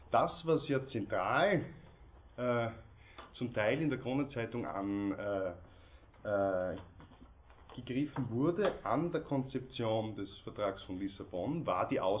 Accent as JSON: {"language": "German", "country": "Austria", "said": "interessant nur für uns hier als Österreicher, Mitglieder der Europäischen Union"}